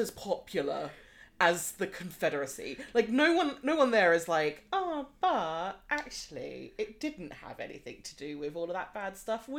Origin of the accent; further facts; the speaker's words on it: Australia; as an Australian as well